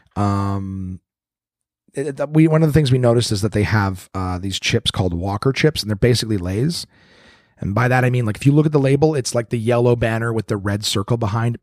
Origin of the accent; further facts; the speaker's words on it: Canada; Canadian, Canadian, not American